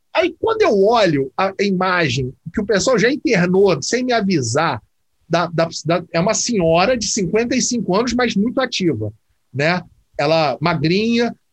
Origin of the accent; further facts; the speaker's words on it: Rio de Janeiro, Brazil; Eu, por exemplo, sou do Rio